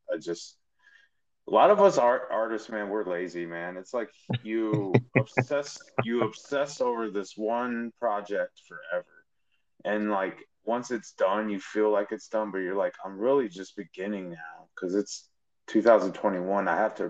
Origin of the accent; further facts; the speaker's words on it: Chicago, Illinois, United States; growing up in Chicago watching Michael Jordan do his thing when they won their first championship.